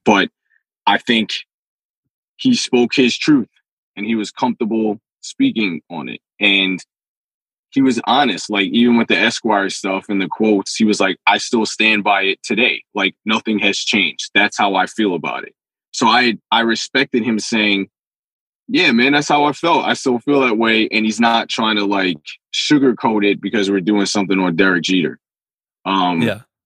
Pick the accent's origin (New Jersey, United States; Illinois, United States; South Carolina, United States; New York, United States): New York, United States; New York City; I'm from the Bronx